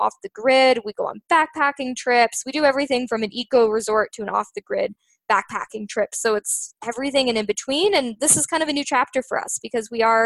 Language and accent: English; Canada; we're Canadian